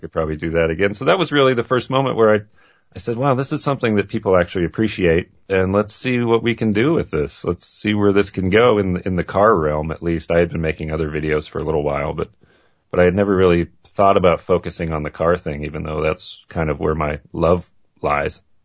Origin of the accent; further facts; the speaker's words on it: Maine, United States; I grew up in Maine and grew up in a family that was a car family.